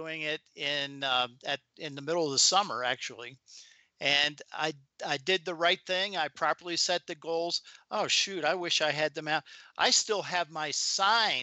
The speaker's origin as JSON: {"language": "English", "region": "Maryland", "country": "United States", "tie": "born or raised there", "said": "I grew up in Maryland."}